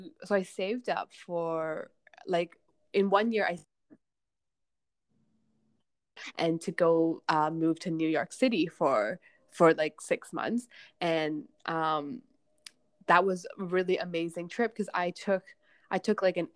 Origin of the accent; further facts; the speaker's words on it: outside of Vancouver, British Columbia, Canada; English is a second language; moved away as an adult; now in Hong Kong; we immigrated when I was 8, and to out into this really tiny town outside of Vancouver. There were like no other Asian kids at my school. There was like one, and then me, and then so I grew up in Canada.